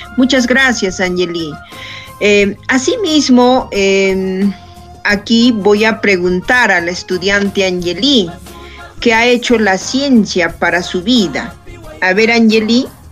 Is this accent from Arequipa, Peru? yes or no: no; Junín, Peru; nuestro Junín